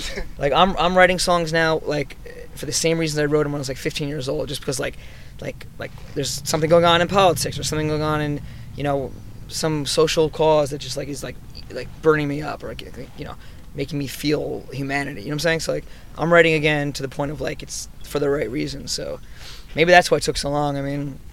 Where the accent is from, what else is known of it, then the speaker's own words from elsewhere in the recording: Newton, New Jersey, United States; I was from a small little town, uh, Newton, New Jersey